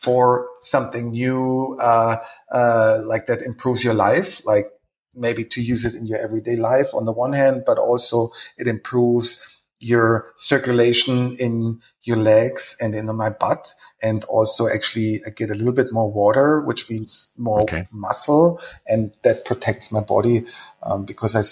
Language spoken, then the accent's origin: English; Munich, Bavaria, Germany; I'm born and raised in Munich